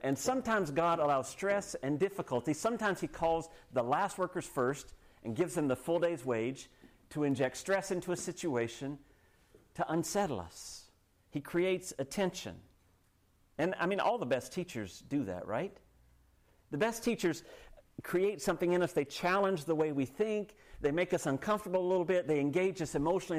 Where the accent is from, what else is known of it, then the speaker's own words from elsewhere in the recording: United States; now in Canada; I grew up in the States